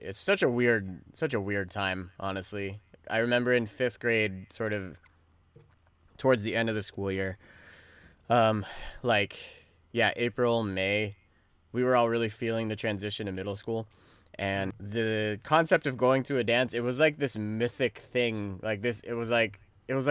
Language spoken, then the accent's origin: English; Pacifica, California, United States; growing up in Pacifica, because our town was so like closed in and shit